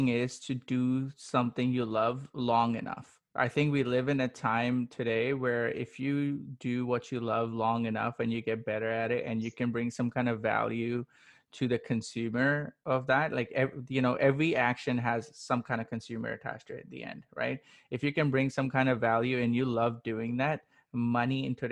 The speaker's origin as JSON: {"language": "English", "country": "Pakistan", "tie": "born or raised there", "said": "I come from Pakistan, born and raised"}